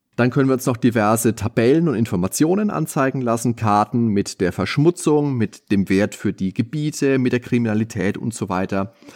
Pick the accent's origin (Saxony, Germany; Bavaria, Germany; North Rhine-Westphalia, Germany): Bavaria, Germany; Lower Franconia; bei uns in Unterfranken, der höchste Berg ist die Dammersfeldkuppe